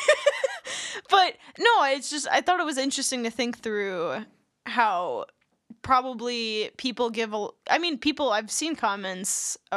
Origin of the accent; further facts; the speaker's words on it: California, Wisconsin, United States; California, Wisconsin, my hometown